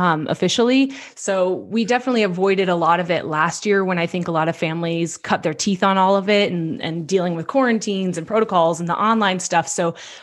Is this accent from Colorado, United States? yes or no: yes; Longmont, Colorado, United States; also born or lived in Boulder, Colorado / Denver, Colorado; I grew up in Longmont and I went to all Longmont schools, graduated from Longmont High School